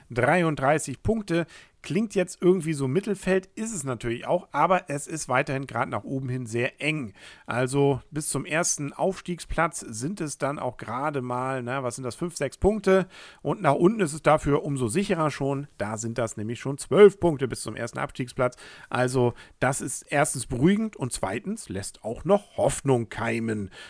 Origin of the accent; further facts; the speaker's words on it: Kiel, Schleswig-Holstein, Germany; So schlecht war Rostock jetzt nicht, aber na gut, als Kieler nimmt man das ja gerne mit.